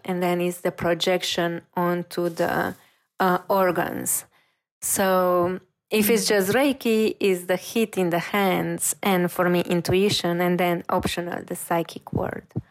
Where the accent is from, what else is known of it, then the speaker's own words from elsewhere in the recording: Romania; moved away as an adult; also born or lived in Paris; I'm coming from Romania